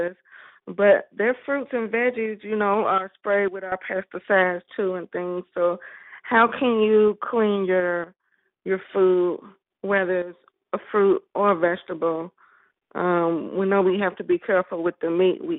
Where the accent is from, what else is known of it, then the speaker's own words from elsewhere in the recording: Chicago, Illinois, United States; my hometown